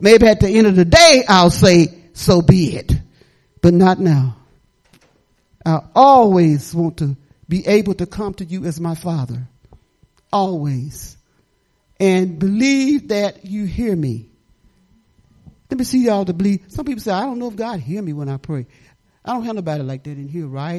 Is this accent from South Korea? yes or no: no; Detroit, Michigan, United States; moved away; I'm not from here. I'm from Detroit, Michigan, in the slums